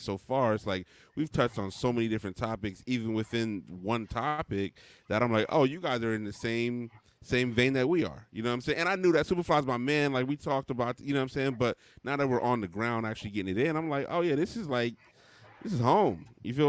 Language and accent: English; Mesa, Arizona, United States; moved away as an adult; now in Washington, D.C., United States; I'm originally from Mesa, Arizona, which is a suburb of Phoenix.